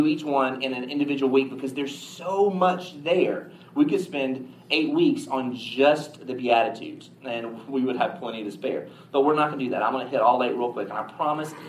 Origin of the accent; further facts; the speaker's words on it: the South, United States; we're from the South